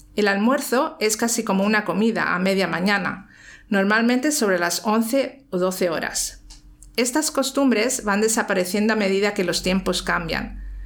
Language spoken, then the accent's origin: Spanish; Madrid, Community of Madrid, Spain; also born or lived in Sweden; Soy sueca y he vivido toda mi vida en España, concretamente en Madrid. Vine a Madrid con mis padres con solamente nueve meses